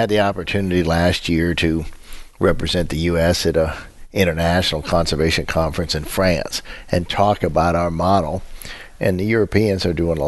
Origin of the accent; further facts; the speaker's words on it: United States; as an American